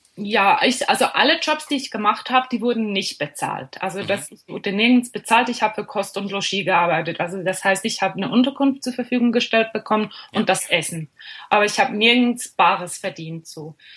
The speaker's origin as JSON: {"language": "German", "country": "Switzerland", "said": "ich komme aus der Schweiz"}